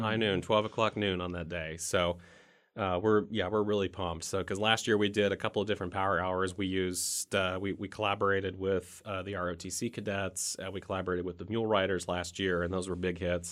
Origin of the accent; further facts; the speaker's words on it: Bolivar, Missouri, United States; now in Warrensburg, United States; I'm originally from Bolivar, Missouri